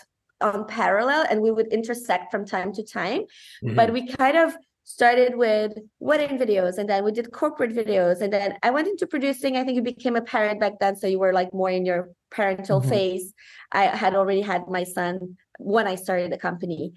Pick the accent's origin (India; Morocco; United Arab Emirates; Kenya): Morocco; also born or lived in Romania; now in Niagara region, Canada; I'm half Moroccan, half Romanian, mm-hmm. and I grew up in Morocco